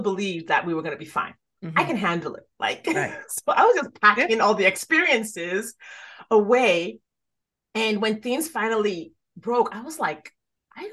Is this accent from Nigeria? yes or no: yes; Nigeria; moved away; I grew up in Nigeria.